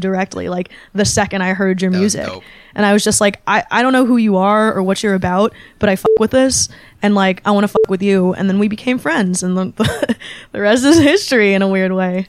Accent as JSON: {"language": "English", "area": "Bay Area", "region": "California", "country": "United States", "tie": "born or raised there", "also_born_or_lived": "Shanghai", "said": "growing up in the Bay Area, there was always a big Chinese American population"}